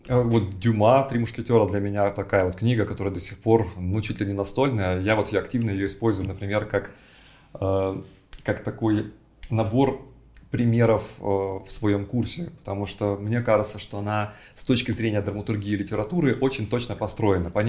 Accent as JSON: {"language": "Russian", "town": "Novosibirsk", "region": "Novosibirsk Oblast", "country": "Russia", "tie": "born there", "said": "Я родился в Новосибирске."}